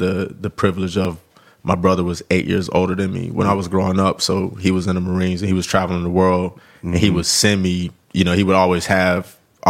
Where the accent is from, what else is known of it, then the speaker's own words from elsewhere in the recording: the South, United States; Even though I was growing up in the South, I was the kid that always had like Northern hip hop in my CD book